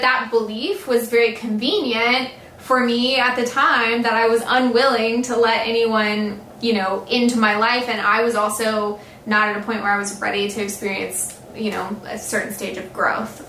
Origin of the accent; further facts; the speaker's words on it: the South, United States; I'm from the South